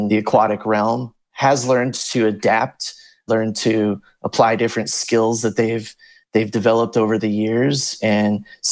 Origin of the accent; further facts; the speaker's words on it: Volusia County, Florida, United States; also born or lived in California; now in Hawaii, United States; I grew up in Volusia County, Florida.